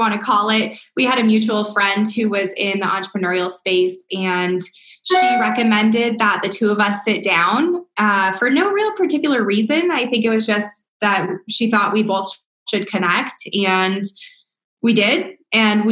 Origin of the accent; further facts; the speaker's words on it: Southern California, United States; moved away as an adult; also born or lived in East Coast; I'm originally from Southern California